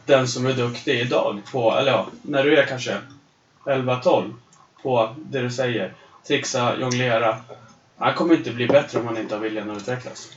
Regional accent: Östersund, Jämtland, Sweden; det går så bra för Östersund som händer i min hemstad

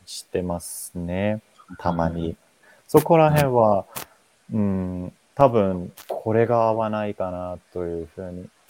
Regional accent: Finland; Japanese is a second language; moved away as an adult; now in Japan; 私、フィンランド人

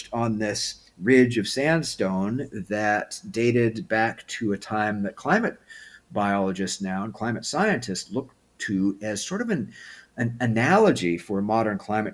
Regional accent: Pacific Northwest, United States; moved away as an adult; also born or lived in Southern California / Vermont / Idaho; I am from the Pacific Northwest, so that is home.

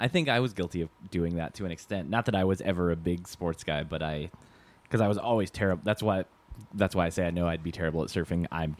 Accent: Michigan, United States; I grew up in Michigan technically, but right on the state line.

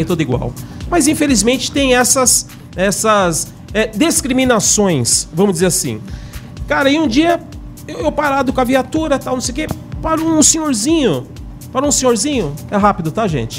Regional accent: São Paulo, Brazil; eu sou de São Paulo, mas tô morando aqui

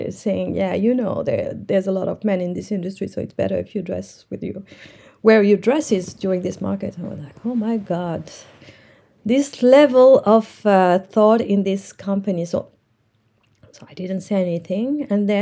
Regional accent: Morocco; English is a second language; I'm from Morocco

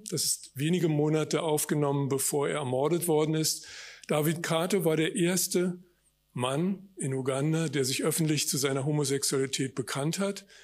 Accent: Berlin, Germany; moved away as an adult; also born or lived in Hamburg; die ersten 18 Jahre bin ich geboren und aufgewachsen in West-Berlin. Dann habe ich mich ein Jahr lang in der Welt auf eigene Faust rumgeschlagen, bin dann in Hamburg wieder angelandet

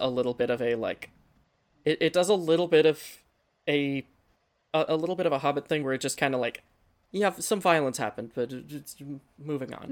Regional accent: Pennsylvania, United States; we're all from Pennsylvania.

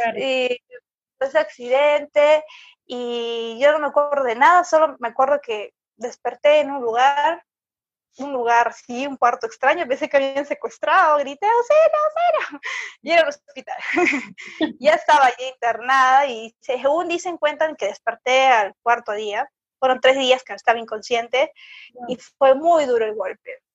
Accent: Lima, Peru; now in Moquegua, Peru; yo no soy de Moquegua, pero soy de Lima

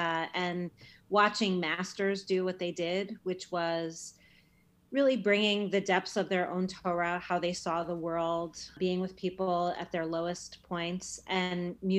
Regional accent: New York, United States; moved away as an adult; also born or lived in New Haven, Connecticut; I'm a New Yorker, and leaving New York was really hard.

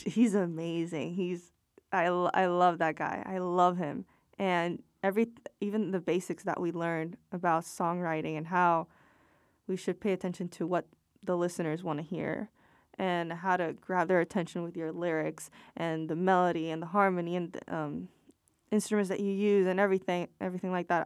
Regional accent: Puerto Rico; I'm from Puerto Rico

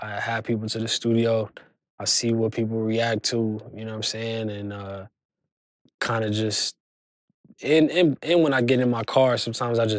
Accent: California, United States; I'm from California

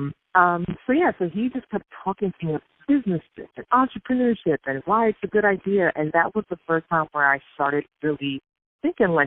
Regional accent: New York City, New York, United States; I'm from Brooklyn, New York

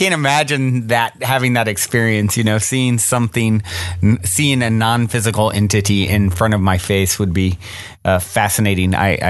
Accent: Virginia, United States; moved away; I'm originally from Virginia and have a lot of roots in North Carolina. And so all on my dad's side are North Carolina roots.

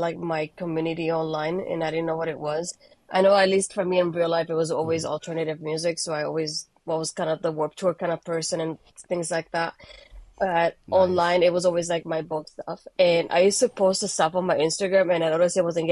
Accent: Bayamón, Puerto Rico; accent: Hispanic; English is a second language; now in United States; I was born in Puerto Rico, in Bayamon specifically, so very close to San Juan for those that haven't visited the island. But yeah, I was there up until 2004, that I moved here in December.

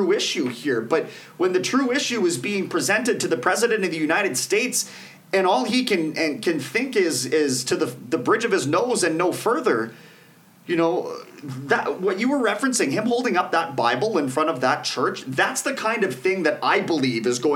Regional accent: Canada; we're Canadian

